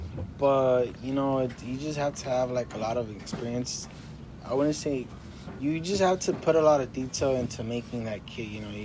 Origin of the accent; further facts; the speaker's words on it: Jalisco, Mexico; We're from I'm from Jalisco, though. You know, like, that's where my family's from.